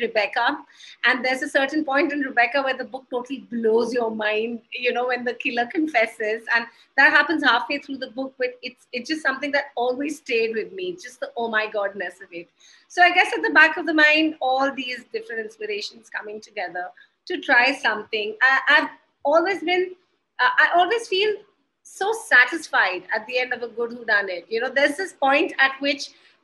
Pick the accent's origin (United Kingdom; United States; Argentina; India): India; Haryana; also born or lived in Gurgaon; I am from Haryana and I live in Gurgaon